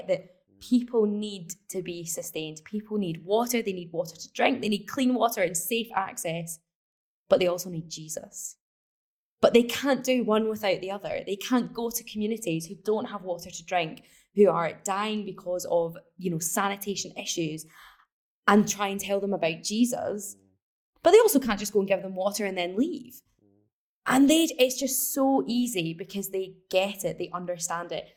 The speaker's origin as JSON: {"language": "English", "region": "Scotland", "country": "United Kingdom", "said": "So I'm from Scotland. We don't really see the impacts of climate change here"}